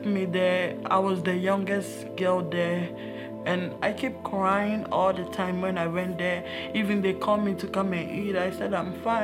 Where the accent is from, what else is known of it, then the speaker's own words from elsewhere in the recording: Ghana; moved away; I was born in West Africa from Ghana. It's really different from this place.